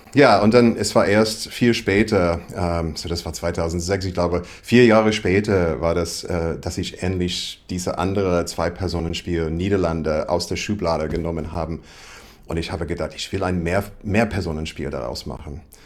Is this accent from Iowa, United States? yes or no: yes; Iowa, United States; German is a second language; moved away as an adult; also born or lived in Berlin; now in Germany; ich komme aus Iowa, ist sehr landlich